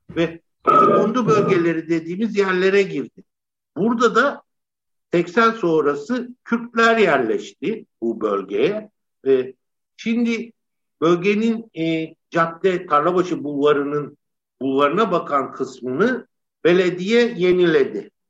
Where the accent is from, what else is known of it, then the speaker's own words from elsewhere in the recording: Istanbul, Turkey; Ben e, Cihangir'de Alman Hastanesi'nde doğdum. Cihangir'de büyüdüm